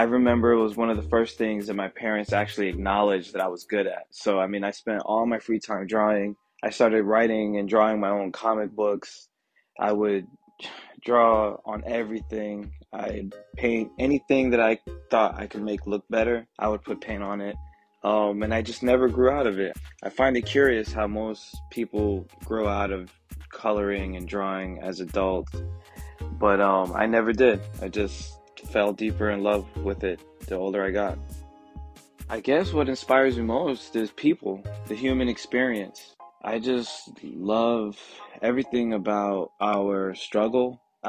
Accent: Brooklyn, New York, United States; born there; also born or lived in East Coast; now in Atlanta, United States; So I was born in Brooklyn, New York, and I've lived up and down the East Coast, multiple cities, but I moved to Atlanta in 2004.

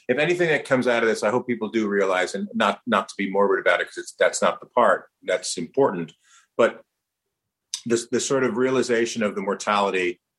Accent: New Jersey, United States; also born or lived in New York; I was born in New York, raised in New Jersey. I'd never been up in the Twin Towers because they're there, like the Twin Towers.

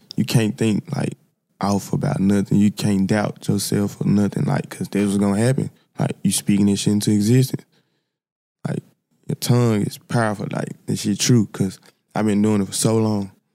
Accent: Memphis, Tennessee, United States; I'm from Memphis, South Memphis, to be exact. Like, I was raised by my, my grandma and my great-grandma

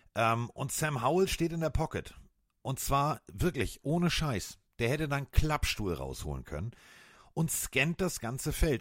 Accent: Northern Germany, Germany; für mich als Norddeutscher

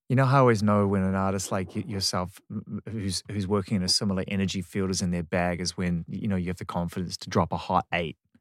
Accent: New Zealand; I'm from New Zealand

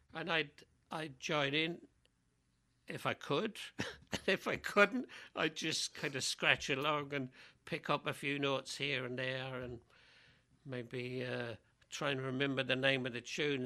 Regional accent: London, United Kingdom; now in Portland, United States; I grew up in London, um, and my parents were both

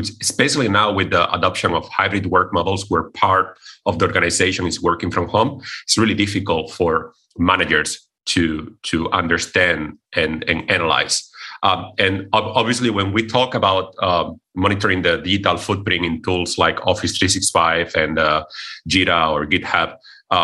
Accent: Cordoba, Andalusia, Spain; moved away as an adult; also born or lived in Bratislava, Slovakia; I come originally from Spain, from a city in the south of Spain called Cordoba

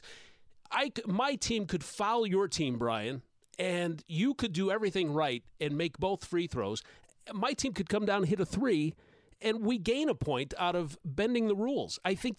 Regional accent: Chicago, Illinois, United States; born there; I was born in Chicago, so I'm a Cubs fan, so I curse you for thinking that I was a Cardinals fan.

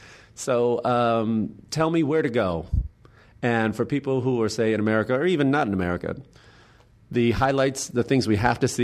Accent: Chicago, Illinois, United States; Don't say Chicago. That's my hometown.

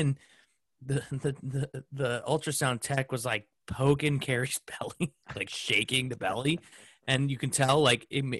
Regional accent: Smithtown, New York, United States; also born or lived in East Coast; now in Indianapolis, United States; I was born in Smithtown Hospital in Long Island.

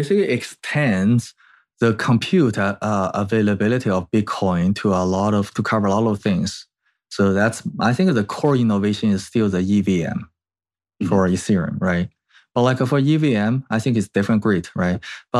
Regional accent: China; moved away as an adult; also born or lived in Canada; now in United States; I was like grew up in China and I did my school actually in Canada and then ended up in US.

